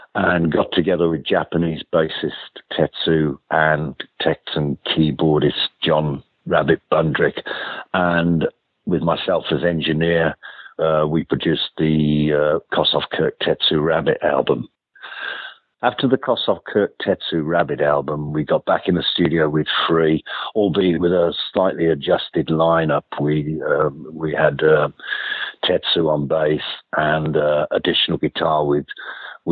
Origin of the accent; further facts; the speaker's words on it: Birmingham, West Midlands, United Kingdom; moved away as an adult; also born or lived in London; I was a massive fan of … back in my hometown of Birmingham